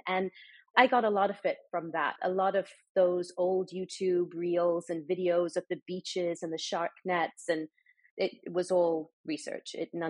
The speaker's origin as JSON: {"language": "English", "region": "Dubai", "country": "United Arab Emirates", "tie": "born or raised there", "said": "I grew up in the Middle East. I grew up in Dubai, so I have that perspective."}